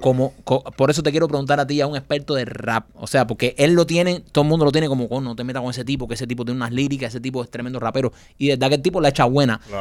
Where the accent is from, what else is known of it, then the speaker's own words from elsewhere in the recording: Cuba; moved away; poder ir a mi país y poderle enseñar a mis hijas donde yo nací